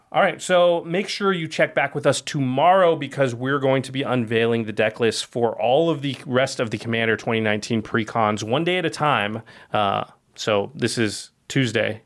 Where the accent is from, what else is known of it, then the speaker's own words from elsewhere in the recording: Oregon, United States; now in Los Angeles, United States; I'm from Oregon, and I'm sick of rain from having grown up there